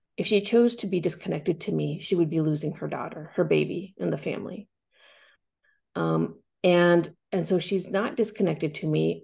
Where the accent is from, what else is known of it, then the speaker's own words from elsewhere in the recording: Corvallis, Oregon, United States; moved away; also born or lived in Cambodia; growing up in Corvallis, Oregon